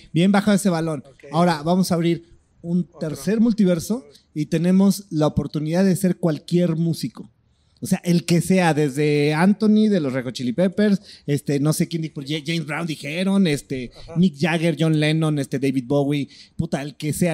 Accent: Mexico; como mexicanos

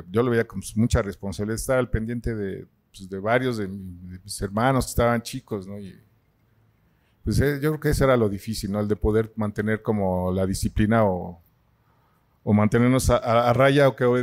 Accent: Mexico City, Mexico; Pues he vivido en la ciudad, en muchas partes. O sea, mis padres andaban como judíos errantes. Yo nací en la Bondojito.

